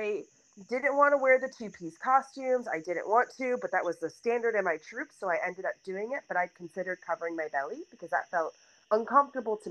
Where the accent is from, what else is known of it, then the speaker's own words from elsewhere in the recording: Dearborn, Michigan, United States; now in Columbus, United States; I was 8 years old in Dearborn, Michigan, which is my hometown